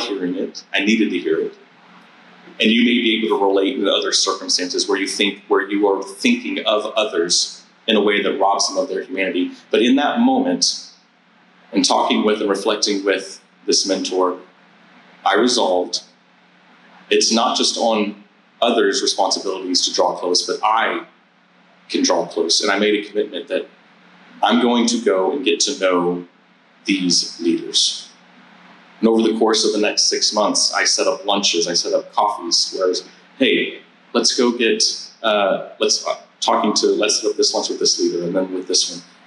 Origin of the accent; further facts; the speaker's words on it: San Antonio, Texas, United States; moved away as an adult; I grew up in San Antonio, Texas, in a, in a church community that I was part of from the time that I was born to the time that I was 18 years old and left uh, for college